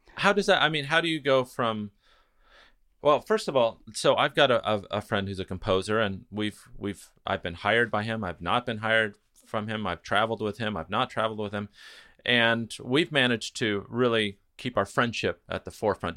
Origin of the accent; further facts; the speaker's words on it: Los Angeles, California, United States; I'm from L